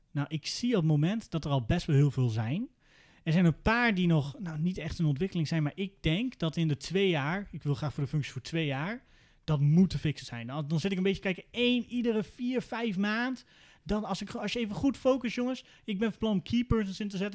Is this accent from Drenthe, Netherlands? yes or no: yes; Veenkoloniën, Drenthe, Netherlands; also born or lived in Groningen; Ik kom uit de Veenkolonie, dat is Noord-Drenthe